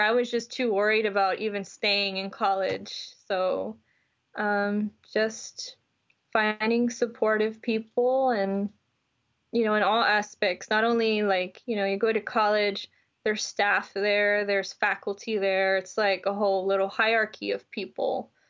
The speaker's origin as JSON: {"language": "English", "town": "Houston", "region": "Texas", "country": "United States", "tie": "born or raised there", "said": "I'm from Houston, Texas, and I grew up, you know, culturally as a Latina"}